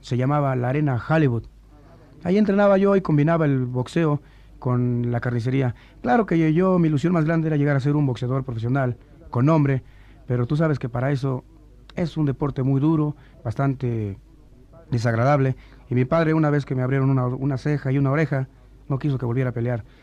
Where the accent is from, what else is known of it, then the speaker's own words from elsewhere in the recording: Tacubaya, Mexico City, Mexico; also born or lived in Nogales, Sonora; Me crié en todo el barrio de Tacubaya